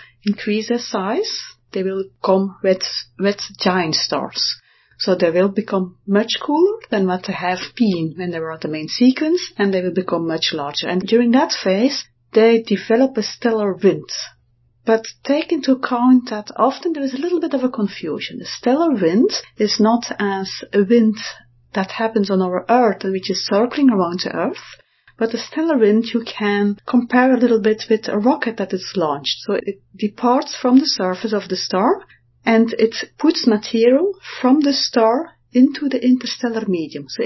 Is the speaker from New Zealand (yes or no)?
no; Belgium; I'm from Belgium